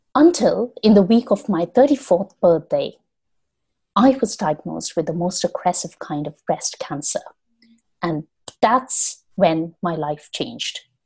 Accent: India; moved away as an adult; now in London, United Kingdom; I am originally from India

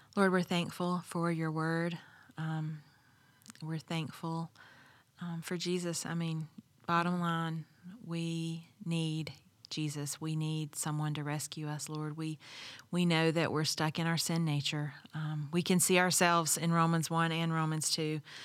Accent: the South, United States; I grew up in the South

